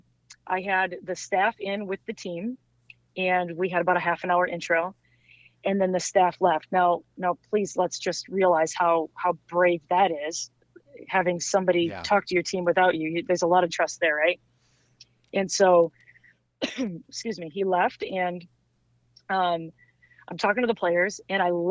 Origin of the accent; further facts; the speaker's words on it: Midwest, United States; I'm from the Midwest.